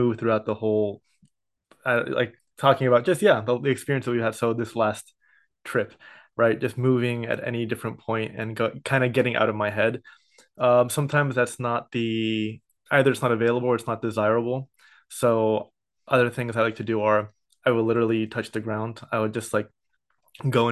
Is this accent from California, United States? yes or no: yes; San Ramon, California, United States; also born or lived in Santa Barbara, California / Oakland, California / Berkeley, California; I was a first generation born in San Ramon in the East Bay. So I grew up there until I went to Santa Barbara